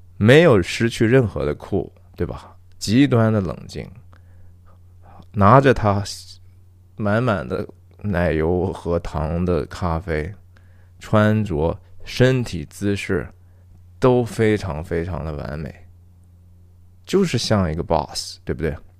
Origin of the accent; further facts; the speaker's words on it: China; 我们其实中国人很会的呀